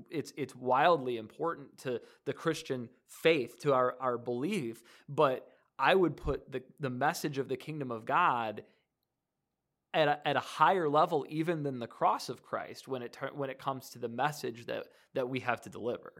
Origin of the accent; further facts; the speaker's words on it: Detroit area, Michigan, United States; now in Decatur, United States; I'm originally from Michigan, from near D, the Detroit area